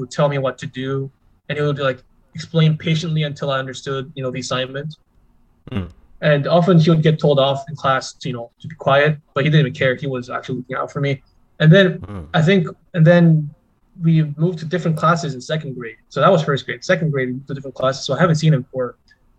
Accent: Nigeria; first language Korean; English is a second language; also born or lived in Korea; well, I was born in Korea, first of all. So I lived there until I was six, and then I moved to Nigeria.

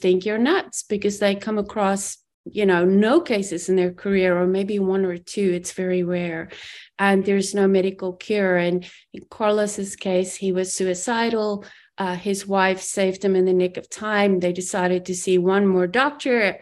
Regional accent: South Africa; moved away as an adult; I grew up in South Africa, immigrated when I was 21

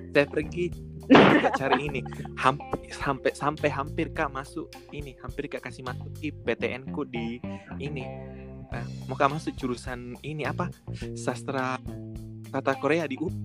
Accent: Java, Indonesia; saya Jawa

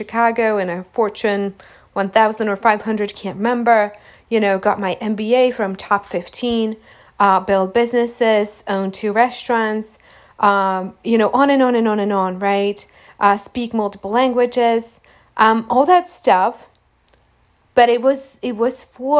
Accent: Czechia; moved away; I avoid my hometown by about 7,000 miles

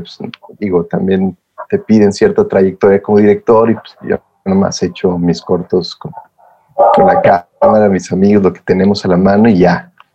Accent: Saltillo, Coahuila, Mexico; Soy el único de mi familia que soy de Saltillo

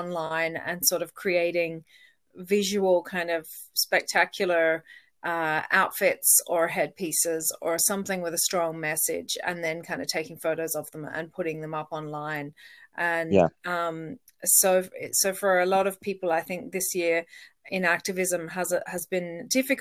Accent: Australia; also born or lived in Donegal, Ireland; now in Ireland; I am originally Australian.

